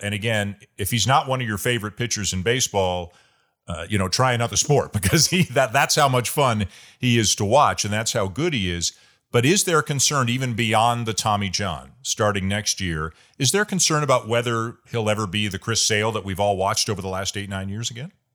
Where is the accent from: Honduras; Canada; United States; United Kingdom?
Canada; Toronto, Ontario; my hometown